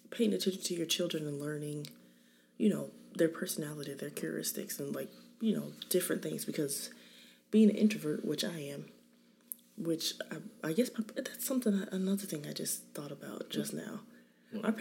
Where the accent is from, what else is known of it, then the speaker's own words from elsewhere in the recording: California, United States; I'm married. I have seven kids. Um, I'm from California. My parents still live there.